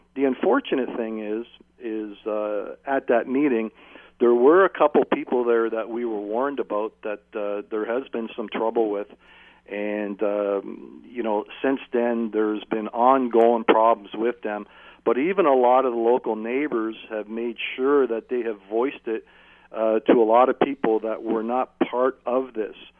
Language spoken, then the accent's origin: English; Hamilton, Ontario, Canada; being born and raised in Hamilton